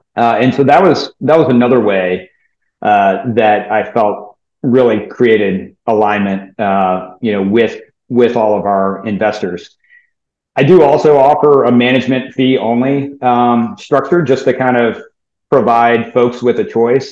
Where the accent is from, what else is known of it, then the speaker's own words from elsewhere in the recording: New Orleans, Louisiana, United States; I grew up in New Orleans.